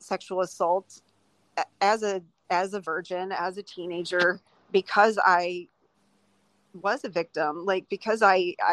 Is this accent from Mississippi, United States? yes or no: no; Houston, Texas, United States; it was just a conservative Texas family. I'm from Houston